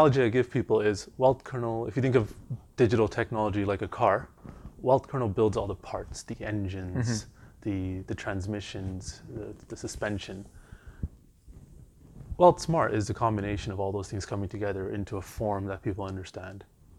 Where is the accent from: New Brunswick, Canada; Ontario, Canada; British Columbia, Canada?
Ontario, Canada; Toronto; moved away as an adult; also born or lived in Montreal; now in London; So I grew up in Weston, and then before I moved to Montreal, I lived in Jane and Finch.